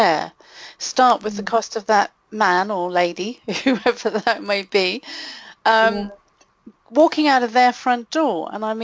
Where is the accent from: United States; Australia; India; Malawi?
Malawi; now in United Kingdom; growing up in a third world country like I did, growing up in Malawi